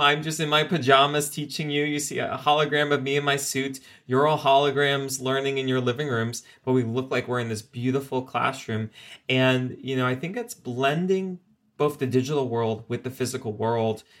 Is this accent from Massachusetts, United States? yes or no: no; South Florida, United States; moved away; I'm originally from South Florida